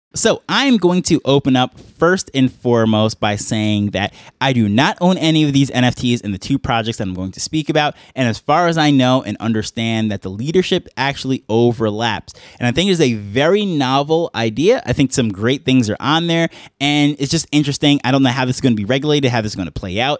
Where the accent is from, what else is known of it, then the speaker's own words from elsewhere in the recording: New York, United States; moved away as an adult; now in Jamaica; I grew up in New York